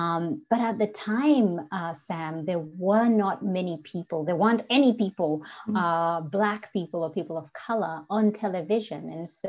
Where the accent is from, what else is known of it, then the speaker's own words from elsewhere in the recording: Kenya; accent: Kenyan; English is a second language; And also back then, my Kenyan accent was a lot stronger than it is today.